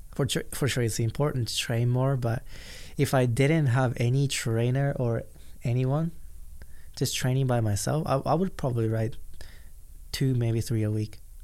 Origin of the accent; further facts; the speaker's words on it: Japan; English is a second language; now in United States; because I grew up in Japan